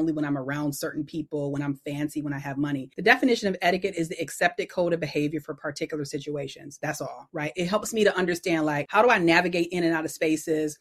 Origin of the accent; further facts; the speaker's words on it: Detroit, Michigan, United States; I'm originally from Detroit